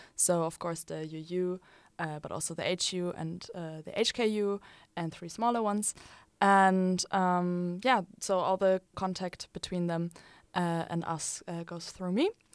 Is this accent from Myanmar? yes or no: no; Germany; now in Utrecht, Netherlands; I'm from Germany